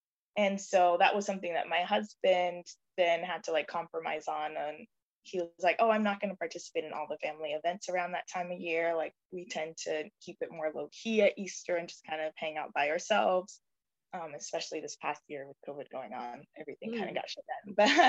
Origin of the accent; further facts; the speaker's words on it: Jamaica; And so I grew up in a household where I was reminded every day that I'm Jamaican.